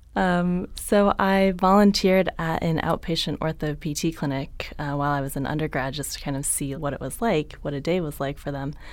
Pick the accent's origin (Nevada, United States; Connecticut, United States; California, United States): California, United States; San Jose; also born or lived in San Diego; I grew up in San Jose, Northern California